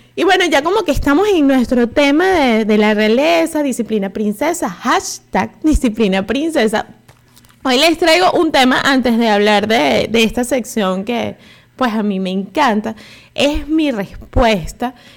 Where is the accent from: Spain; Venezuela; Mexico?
Venezuela; moved away; nosotros como venezolanos